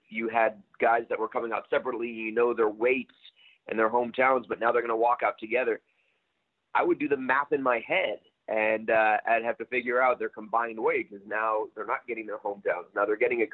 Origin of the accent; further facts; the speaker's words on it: Chicago, Illinois, United States; I'm from Chicago